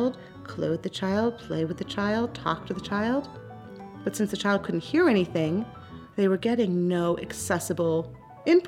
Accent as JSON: {"language": "English", "region": "New York", "country": "United States", "accent": "New York", "said": "I speak with a New York accent, because I'm from New York"}